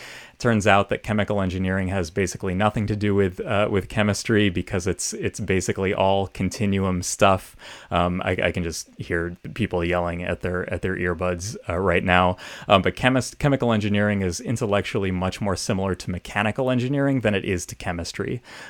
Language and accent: English; Hilton, New York, United States; So I grew up in Western New York State in a town called Hilton, about 20 miles northwest of Rochester.